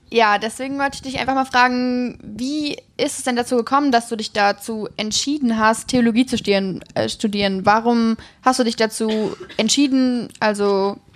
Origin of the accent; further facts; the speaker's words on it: Neukirchen, Germany; ja also ich komme ja. aus Neukirchen.